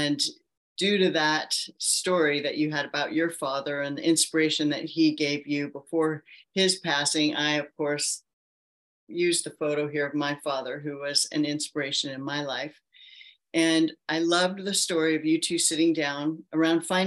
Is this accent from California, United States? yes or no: yes; Palo Alto, California, United States; I was born and raised in Palo Alto, California